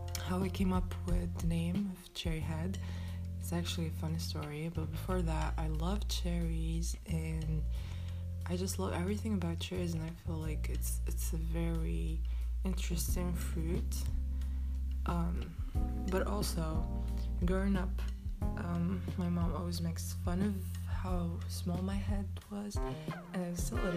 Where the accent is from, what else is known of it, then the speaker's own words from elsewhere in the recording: Morocco; I am from Morocco